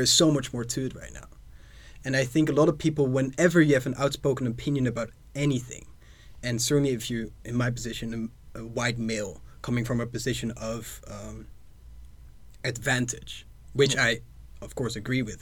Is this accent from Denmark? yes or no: no; Netherlands; I am from the Netherlands